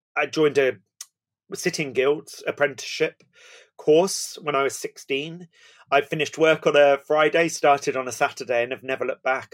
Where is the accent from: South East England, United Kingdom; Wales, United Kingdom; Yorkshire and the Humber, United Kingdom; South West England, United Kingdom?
South West England, United Kingdom; Somerset; also born or lived in East London; I was born in East London and brought up down in Somerset